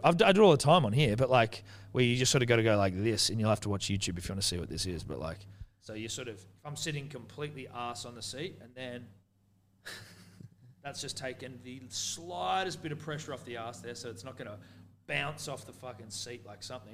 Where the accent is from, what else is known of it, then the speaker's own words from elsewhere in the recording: New Zealand; I'm Kiwi.